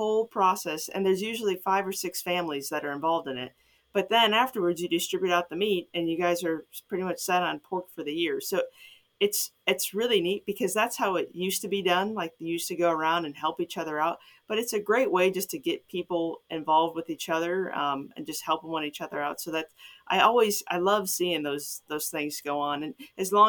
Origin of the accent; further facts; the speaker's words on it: Chicago suburbs, Illinois, United States; moved away as an adult; now in Ohio, United States; I'm from Chicago suburbs